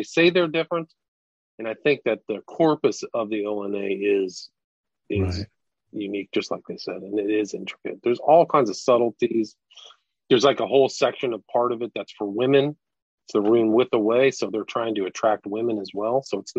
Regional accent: California, United States; I grew up in Northern California, and some of those concerts were just paganistic drug frenzies.

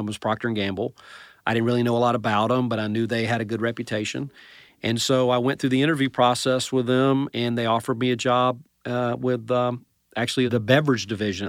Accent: Atlanta, Georgia, United States; So I'm actually from the Atlanta metro area, I would say.

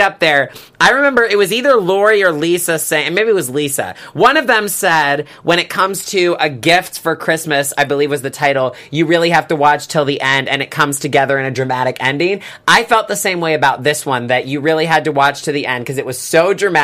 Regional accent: the South, United States; moved away; I grew up in the South.

